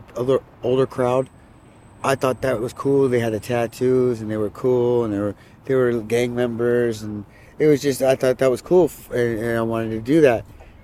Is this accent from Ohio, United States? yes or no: no; California, United States; now in Washington, United States; California, Orange County.